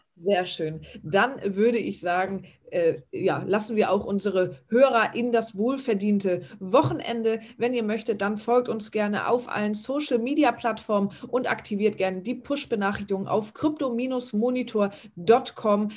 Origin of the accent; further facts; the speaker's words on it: Germany; hier bei uns in Deutschland